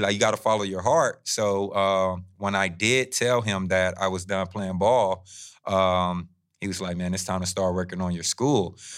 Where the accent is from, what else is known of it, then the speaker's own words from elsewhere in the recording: Fresno, California, United States; I come from Southwest Fresno